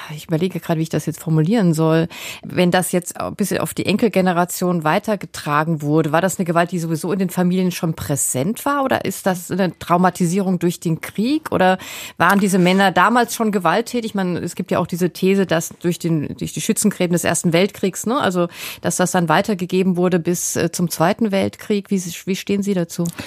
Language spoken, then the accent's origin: German; Germany; wir tendieren ja als Deutsche